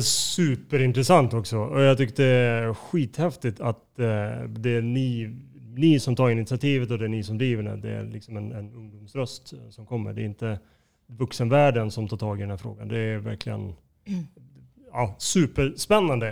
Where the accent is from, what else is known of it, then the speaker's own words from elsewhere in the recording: Skellefteå, Västerbotten County, Sweden; now in Stockholm, Sweden; jag är ju inte född i Stockholm, jag är född i Skellefteå.